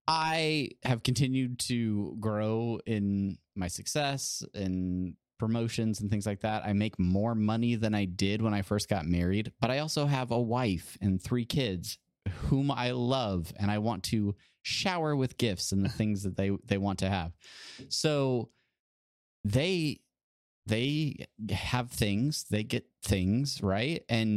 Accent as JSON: {"language": "English", "region": "California", "country": "United States", "tie": "born or raised there", "said": "I had to work three jobs growing up in Southern California to try and eat and have a vehicle and have a place to live"}